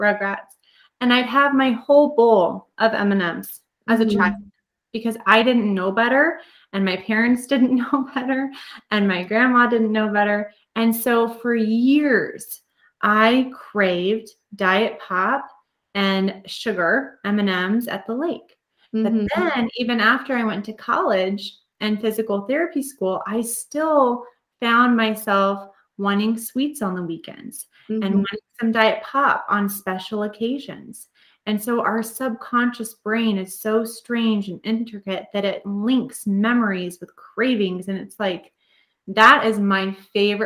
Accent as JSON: {"language": "English", "town": "North Platte", "region": "Nebraska", "country": "United States", "tie": "born or raised there", "said": "I grew up in North Platte, which was an hour away."}